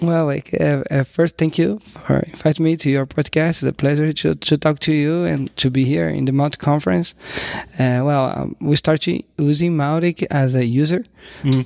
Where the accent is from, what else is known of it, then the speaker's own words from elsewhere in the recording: Rio de Janeiro, Brazil; I'm from Rio.